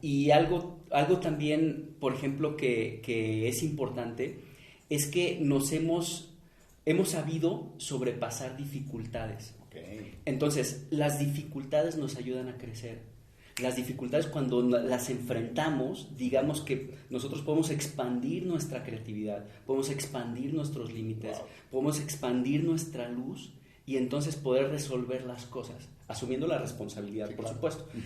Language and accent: Spanish; Mexico; nosotros como mexicanos